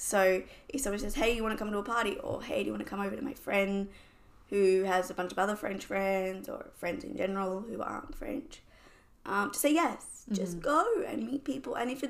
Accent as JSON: {"language": "English", "country": "Australia", "moved": "as an adult", "lives_now": "Paris, France", "said": "they obviously knew I was from Australia."}